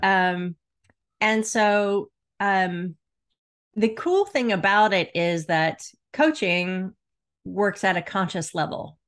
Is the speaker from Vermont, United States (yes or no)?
no; Florida, United States; I grew up in Florida